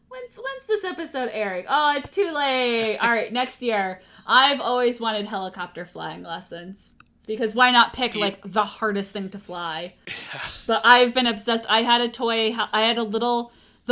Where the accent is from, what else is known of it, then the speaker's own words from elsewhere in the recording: United States; being Irish poor person from the Boston, New York area